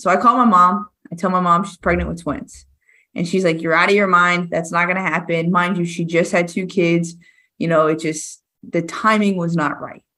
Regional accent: Rockland, Massachusetts, United States; I'm from Massachusetts.

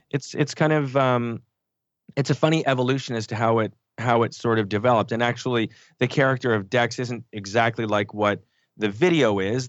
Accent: Canada; we grew up in Canada

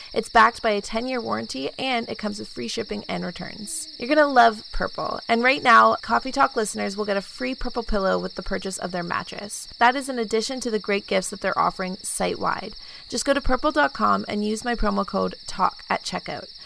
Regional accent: Kingston, Ontario, Canada; moved away as an adult; now in Toronto, Canada; Kingston, my hometown

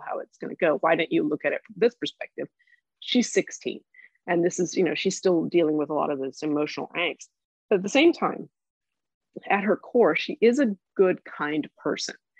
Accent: Tulsa, Oklahoma, United States; I grew up in Tulsa and I went to the University of Oklahoma

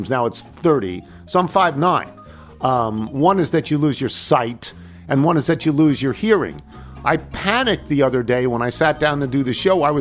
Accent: Galloway, New Jersey, United States; which I add parenthetically, I have played in my hometown of Galloway. Just a short drive up the Garden State Parkway from Harbor Pines.

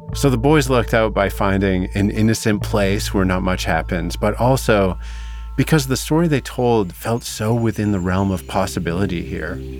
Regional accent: Vernon, British Columbia, Canada; my hometown was the perfect setting for two boys with something to hide. Vernon's not just a generous town

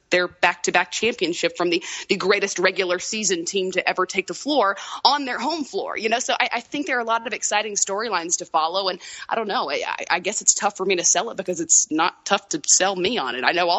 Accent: Tallahassee, Florida, United States; accent: slight southern; I'm from Tallahassee, and my parents, my father hails from Tuscaloosa

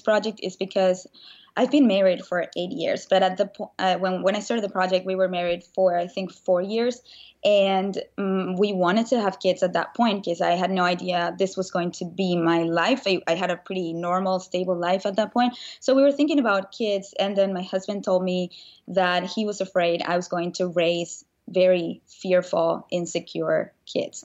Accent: Venezuela; moved away as an adult; now in United States; I grew up in Venezuela, and when I was nineteen

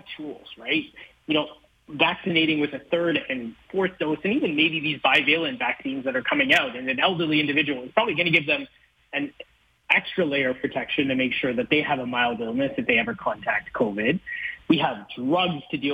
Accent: London, Ontario, Canada; I grew up in London, Ontario

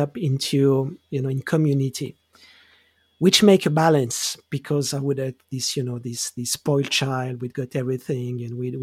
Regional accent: Geneva, Switzerland; I grew up in Switzerland. I grew up in Geneva

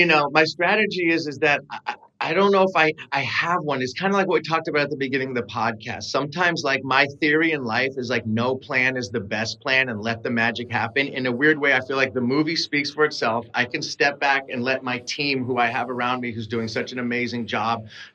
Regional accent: Bay Area, California, United States; I'm from the Bay Area

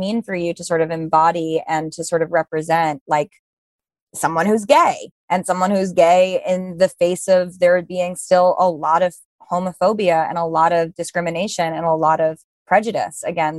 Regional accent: New York City, New York, United States; born or raised there

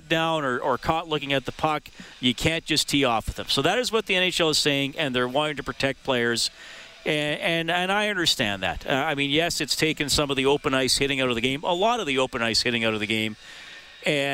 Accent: Evansburg, Alberta, Canada; when I was a kid growing up in Evansburg in the 80s

